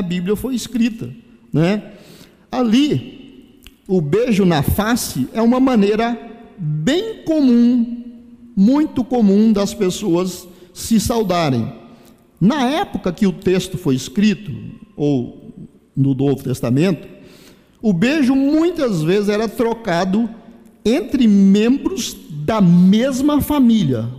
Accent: Brazil; nós brasileiros

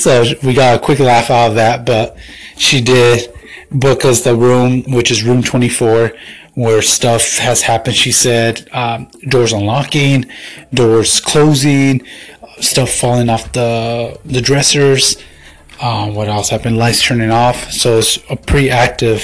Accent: Tucson, Arizona, United States; here in my hometown of Tucson, AZ

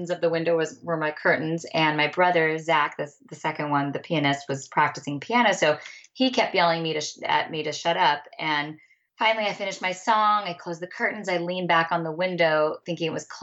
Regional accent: Bakersfield, California, United States; we moved around a lot when we were little, little, but we landed in Bakersfield.

